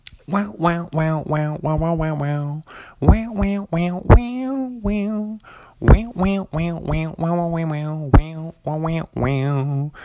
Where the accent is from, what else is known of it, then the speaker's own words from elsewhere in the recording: Pullman, Washington, United States; So I'm an author from Pullman, Washington.